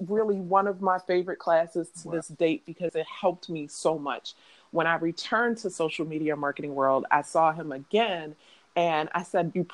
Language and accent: English; Baltimore, Maryland, United States; I'm from Baltimore